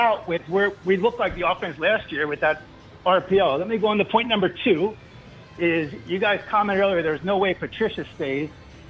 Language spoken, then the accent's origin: English; Medford, New Jersey, United States; I'm also from Medford